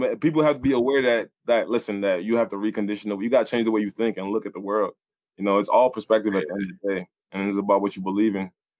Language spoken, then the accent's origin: English; New England, United States; But I'm real from New England, yo.